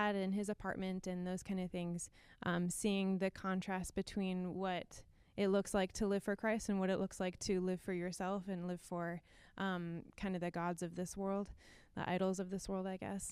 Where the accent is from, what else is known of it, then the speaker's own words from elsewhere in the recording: Minnesota, United States; I grew up in Minnesota